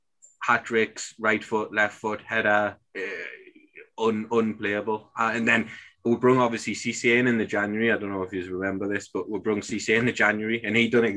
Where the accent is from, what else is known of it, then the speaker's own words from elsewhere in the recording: Newcastle upon Tyne, North East England, United Kingdom; as a Geordie, obviously growing up